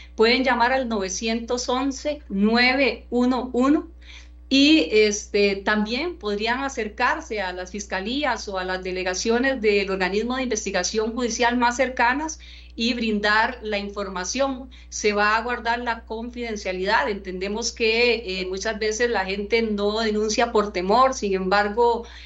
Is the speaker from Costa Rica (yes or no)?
yes; Costa Rica; nosotros como costarricenses